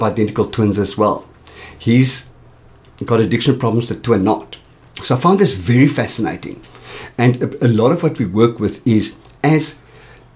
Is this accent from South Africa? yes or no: yes; Johannesburg, Gauteng, South Africa; I grew up in Triumph